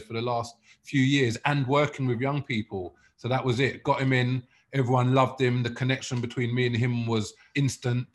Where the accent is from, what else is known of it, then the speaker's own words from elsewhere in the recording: London, United Kingdom; also born or lived in South Africa; I grew up in Muswell Hill